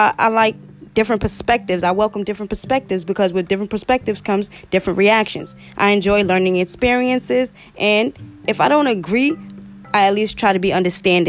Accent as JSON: {"language": "English", "town": "New York City", "region": "New York", "country": "United States", "said": "I'm a podcaster from Brooklyn, New York."}